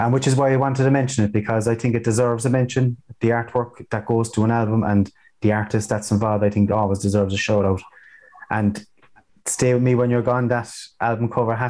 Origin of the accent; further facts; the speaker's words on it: Ireland; being Irish, folk music has a big part in our lives as well.